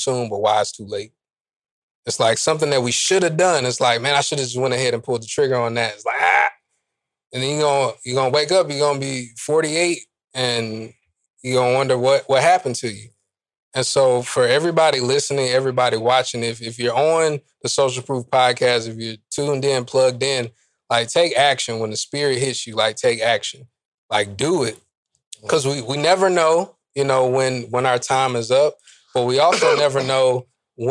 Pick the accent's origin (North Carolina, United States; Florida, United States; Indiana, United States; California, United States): North Carolina, United States; I'm from North Carolina